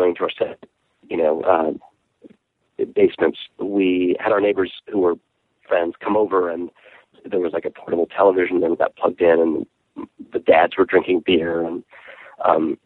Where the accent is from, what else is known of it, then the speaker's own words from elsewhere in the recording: New York City, New York, United States; also born or lived in Kansas City; I lived in Kansas City. My dad was teaching at the Art Institute, and I was a little kid, and then we moved to Brooklyn